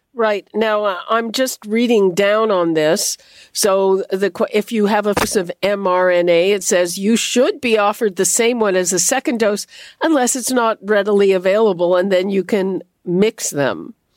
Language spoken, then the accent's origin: English; Montreal, Quebec, Canada; moved away; I grew up in Montreal, home of the winning team